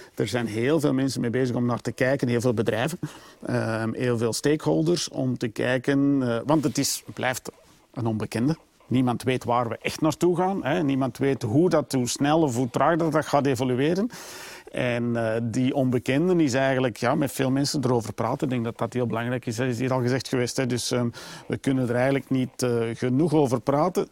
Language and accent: Dutch; Flemings, Flanders, Belgium; we zijn sowieso altijd als Belgen en misschien Vlamingen